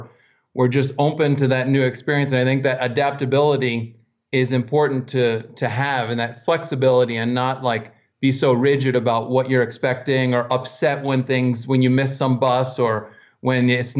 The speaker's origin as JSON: {"language": "English", "region": "Pennsylvania", "country": "United States", "tie": "born or raised there", "said": "And then I'm kind of a little more mountain guy. I grew up in the Poconos, Pennsylvania."}